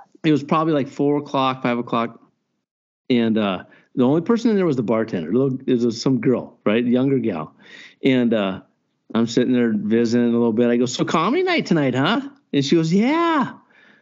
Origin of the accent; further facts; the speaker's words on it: Montana, United States; I grew up in Cupping, Montana. There's a lot of wind there.